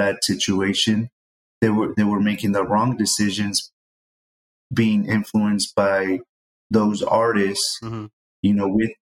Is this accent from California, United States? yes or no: yes; San Jose, California, United States; growing up in the East Side in San Jose